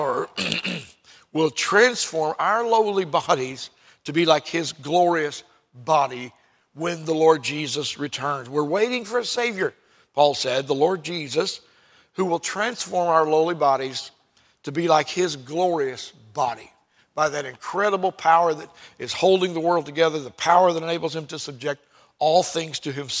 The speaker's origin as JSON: {"language": "English", "country": "United States", "said": "I'm an American citizen"}